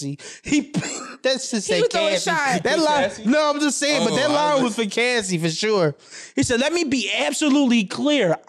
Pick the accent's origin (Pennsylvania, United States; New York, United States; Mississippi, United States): Pennsylvania, United States; Philadelphia; I'm from North Philly.